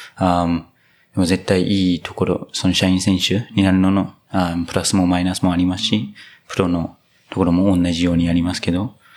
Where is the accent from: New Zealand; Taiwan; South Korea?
New Zealand; moved away; 僕の母国ニュージーランド